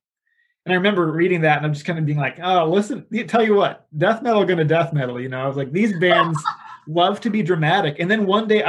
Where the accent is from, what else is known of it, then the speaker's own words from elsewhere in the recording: South Dakota, United States; now in Reedley, United States; I am originally from the Midwest, from South Dakota, but I am pastoring in Reedley, California